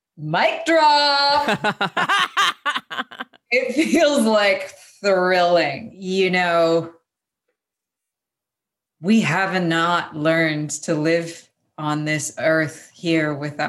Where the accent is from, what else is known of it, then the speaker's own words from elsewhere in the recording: Vancouver, British Columbia, Canada; moved away as an adult; now in Los Angeles, United States; I was born in Vancouver.